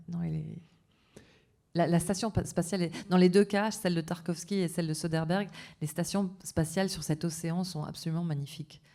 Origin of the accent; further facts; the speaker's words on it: south-west France, France; accent: sud-ouest; mon accent du sud-ouest